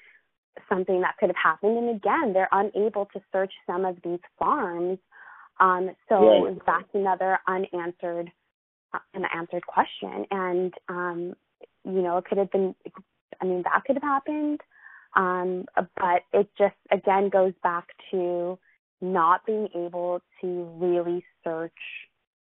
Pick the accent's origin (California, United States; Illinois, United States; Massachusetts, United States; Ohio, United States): California, United States; Los Angeles; I'm from Los Angeles